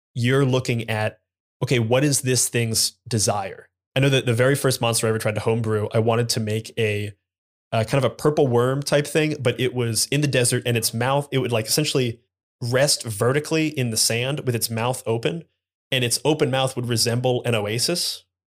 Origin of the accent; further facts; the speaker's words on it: Columbus, Ohio, United States; I'm from Columbus, Ohio